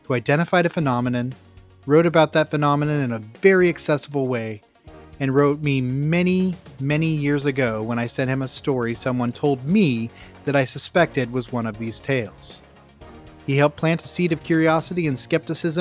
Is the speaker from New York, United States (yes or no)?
no; Grants Pass, Oregon, United States; since starting in my hometown of Grants Pass, Oregon in the 90s